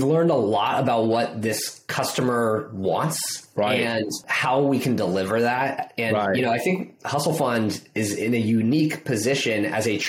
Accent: Bay Area, California, United States; I grew up in the Bay Area

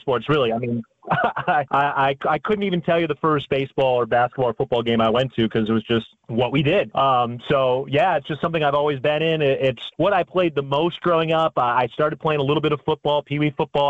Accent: Chicago, Illinois, United States; moved away as an adult; also born or lived in Valparaiso, Indiana / Green Bay, Wisconsin; I uh, grew up in Chicago, Illinois.

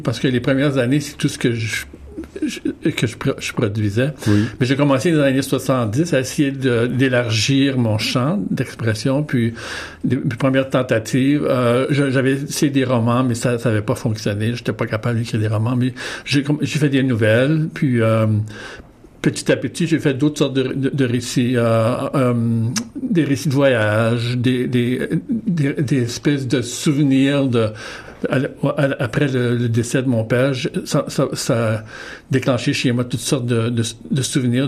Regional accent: Winnipeg, Manitoba, Canada; moved away; je suis originaire de Saint-Boniface, au Manitoba

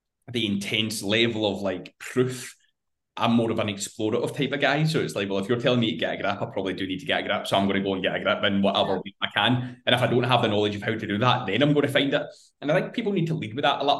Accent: Scotland, United Kingdom; being Scottish

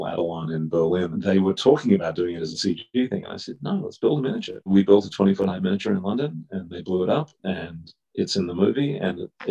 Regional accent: Melbourne, Victoria, Australia; moved away; Growing up in Australia

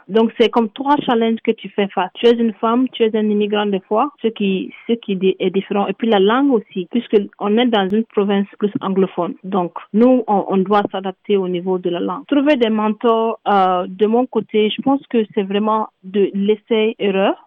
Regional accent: Mali; moved away as an adult; also born or lived in Toronto, Canada; now in Canada; je suis originaire du Mali, je suis au Canada ça fait presque deux ans

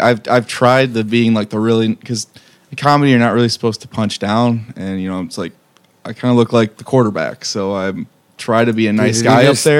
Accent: Lapeer, Michigan, United States; So I grew up in the 810 up in Lapeerre.

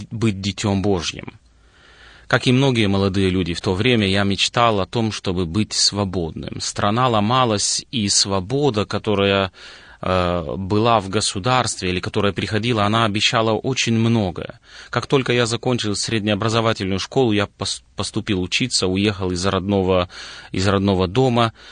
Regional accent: Moldova; born there; родился в Молдове, как и большинство людей советского периода прошлого родился в стране, которая на то время была достаточно закрытой, но семья у нас была христианская.

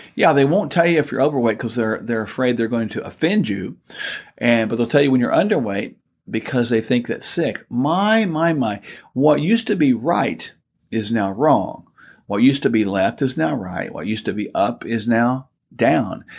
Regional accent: Oklahoma, United States; We're from Oklahoma

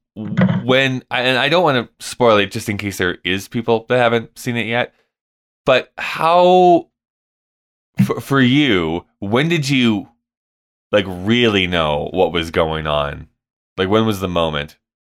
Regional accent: Canada; moved away; as a Canadian

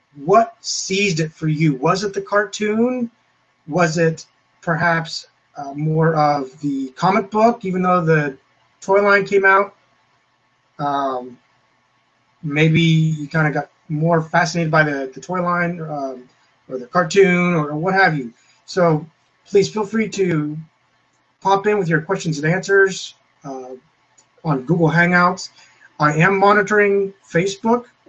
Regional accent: Clearfield, Pennsylvania, United States; I was in my hometown. Many of you know it as well as where Jason is from, Clearfield, Pennsylvania.

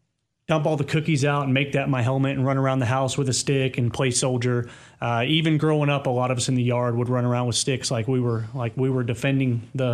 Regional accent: Bowling Green, Kentucky, United States; So I consider myself from all over. So I was born in the North, raised in the South, and my family kind

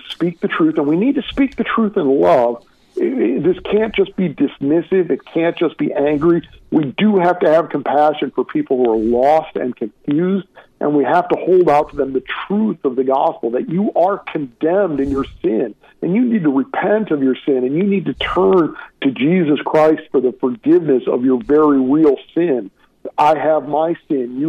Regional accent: St. Louis, Missouri, United States; my hometown of St. Louis

